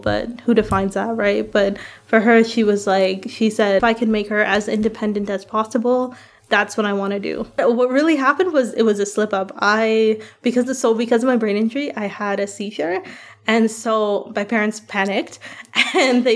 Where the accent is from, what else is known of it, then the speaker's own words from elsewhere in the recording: Guyana; I'm brown. I'm from Guyana